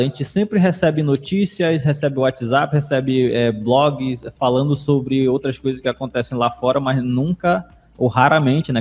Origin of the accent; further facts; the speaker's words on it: Manaus, Amazonas, Brazil; lá na Alvorada, que eu nasci na Alvorada